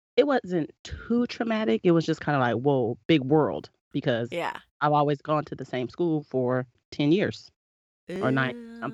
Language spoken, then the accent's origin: English; San Diego, California, United States; From the barrio.